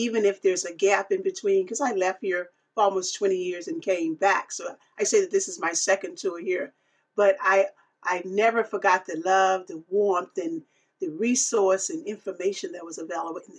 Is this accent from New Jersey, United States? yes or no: no; Clarksdale, Mississippi, United States; accent: southern drawl; moved away; also born or lived in Cleveland, Ohio; You probably have picked up on my southern drawl, because I'm from smack dab in the middle of the Mississippi Delta.